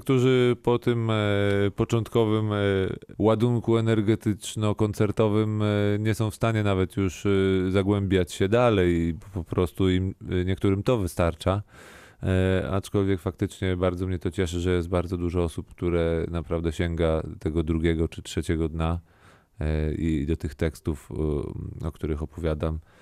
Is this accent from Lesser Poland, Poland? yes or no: no; Warsaw, Masovian Voivodeship, Poland; also born or lived in Kazimierz Dolny; z tej mojej, mojej blokowiskowej, wielkiej, ruchliwej, głośnej Warszawy